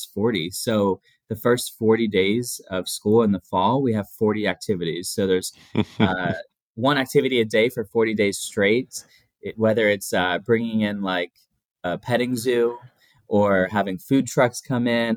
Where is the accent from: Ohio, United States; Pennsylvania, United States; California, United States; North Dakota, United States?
Pennsylvania, United States; moved away as an adult; also born or lived in Texas; I'm from Pennsylvania